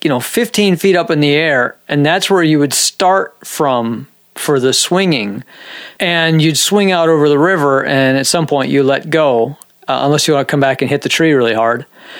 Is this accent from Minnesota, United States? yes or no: yes; Minnesota, United States; born there; Nah, I'm, you know, I was born in Minnesota. But yeah, I don't know. I can't even do my Minnesota accent.